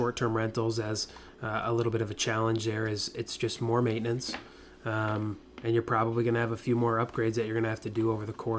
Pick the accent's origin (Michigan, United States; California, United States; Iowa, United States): Iowa, United States; now in Orlando, United States; my hometown there in Iowa, 3,000 people.